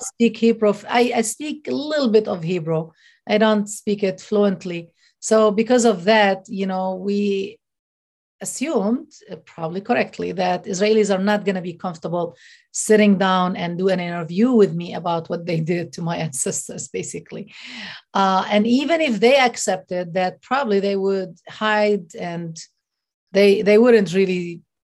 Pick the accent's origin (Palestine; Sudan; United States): Palestine; Hebron, West Bank; I'm from Al Khalil or Hebron.